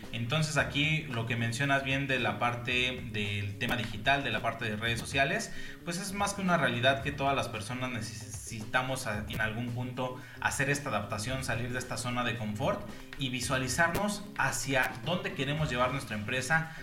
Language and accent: Spanish; Mexico City, Mexico; moved away as an adult; now in Pachuca, Mexico; como tal soy originario de la Ciudad de México, actualmente radico en la ciudad de Pachuca Hidalgo